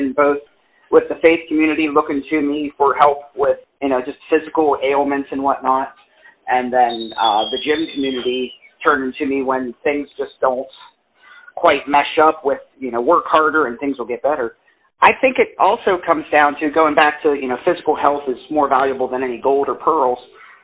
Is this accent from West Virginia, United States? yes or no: yes; West Virginia, United States; also born or lived in Columbus, Ohio / South Lyon, Michigan; Born and raised in West Virginia